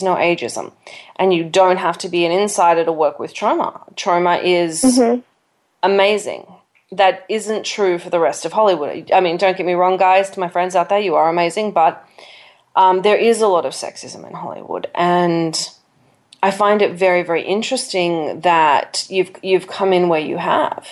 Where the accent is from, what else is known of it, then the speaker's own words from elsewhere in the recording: Australia; I'm Australian. I grew up on topless beaches.